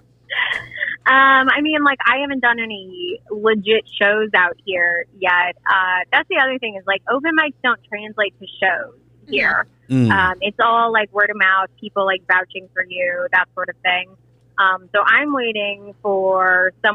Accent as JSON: {"language": "English", "town": "St. Louis", "region": "Missouri", "country": "United States", "also_born_or_lived": "Indiana", "moved": "yes", "said": "I didn't grow up in Indiana. I'm from St. Louis originally."}